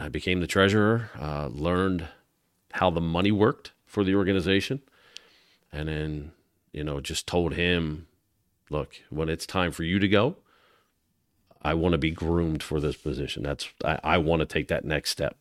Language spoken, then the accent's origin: English; Galloway, New Jersey, United States; growing up in South Jersey